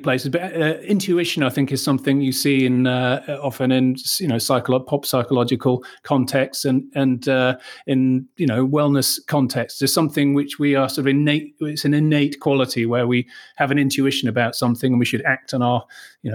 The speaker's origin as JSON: {"language": "English", "town": "Manchester", "region": "North West England", "country": "United Kingdom", "tie": "born or raised there", "moved": "yes", "lives_now": "Austria", "said": "I'm a British journalist born in Manchester"}